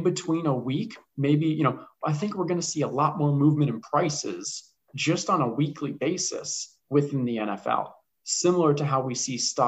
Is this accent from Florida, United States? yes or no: yes; Tampa, Florida, United States; I'm from Tampa and I never really had a team or anything like from our local area